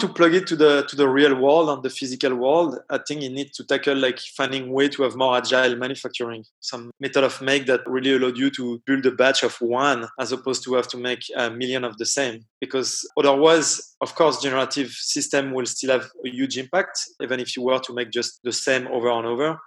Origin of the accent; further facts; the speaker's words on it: east of Paris suburb, Île-de-France, France; English is a second language; moved away; I'm from France. And I grew up about 20 minutes east of Paris in the suburb